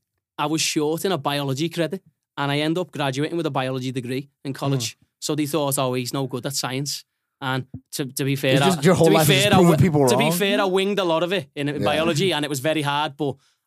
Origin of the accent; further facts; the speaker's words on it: Liverpool, North West England, United Kingdom; There's minor things. I'm from Liverpool. We do have that type of language as well.